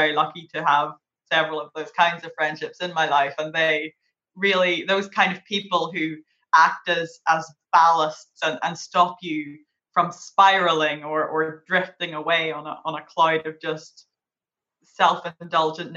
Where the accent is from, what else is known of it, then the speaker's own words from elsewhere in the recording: Derry, Northern Ireland, United Kingdom; I'm from Derry.